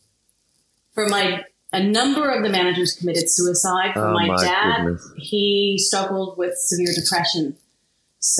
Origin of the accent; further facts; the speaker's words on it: Kansas, United States; moved away as an adult; also born or lived in Sydney, Australia; now in Australia; I was born and raised in Kansas